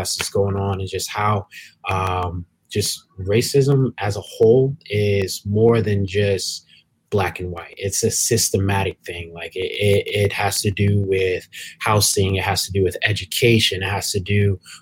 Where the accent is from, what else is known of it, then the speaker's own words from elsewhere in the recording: Williamsburg, Virginia, United States; I grew up in Williamsburg, Virginia, which is pretty much a PWI